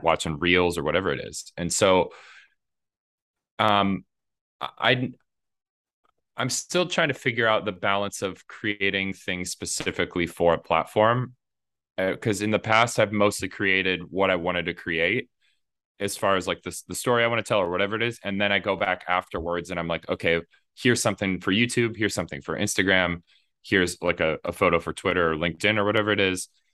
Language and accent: English; Indiana, United States; I grew up in Indiana